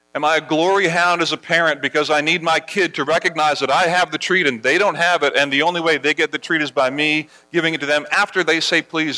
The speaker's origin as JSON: {"language": "English", "country": "Barbados", "tie": "born or raised there", "moved": "yes", "said": "As I was a kid growing up in Barbados, at, at our school, at Harrison College"}